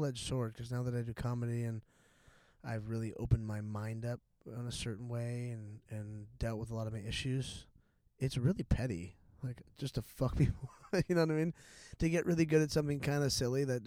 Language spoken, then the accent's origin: English; South County, Orange County, California, United States; I grew up in South County.